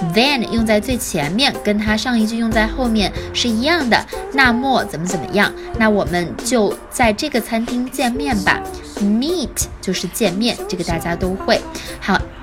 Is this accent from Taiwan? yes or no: no; China; 我们中国人